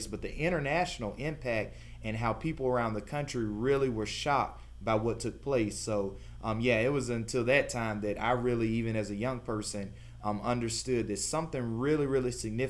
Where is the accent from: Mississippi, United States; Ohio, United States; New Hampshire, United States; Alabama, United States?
Alabama, United States; Anniston; moved away as an adult; also born or lived in Berea, Kentucky; anytime I would tell people I'm from Anniston